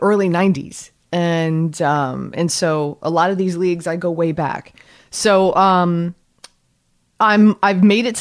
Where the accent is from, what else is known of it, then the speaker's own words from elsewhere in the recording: Miami, Florida, United States; moved away; also born or lived in North Jersey; I'm from Miami.